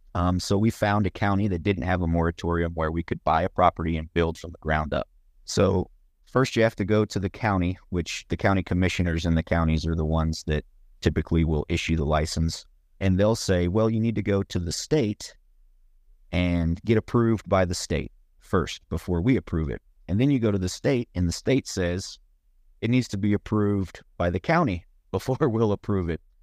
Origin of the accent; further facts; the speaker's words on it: Bryan, Texas, United States; moved away as an adult; also born or lived in Colorado; I'm from Bryan College Station. Was born at St. Joseph Hospital. Lived there for 37 years.